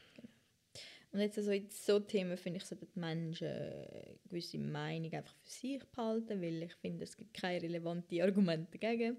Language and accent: German; Switzerland; als Schweizerin